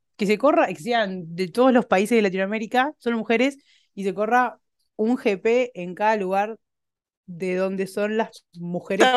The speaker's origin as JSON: {"language": "Spanish", "country": "Argentina"}